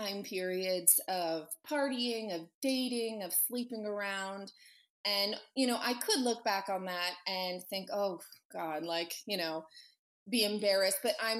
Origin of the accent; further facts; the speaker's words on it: Annapolis, Maryland, East Coast, United States; moved away as an adult; also born or lived in Virginia / Los Angeles; now in Las Vegas, United States; I'm originally from the East Coast. My family's in Virginia and I went to school mostly though in Annapolis, Maryland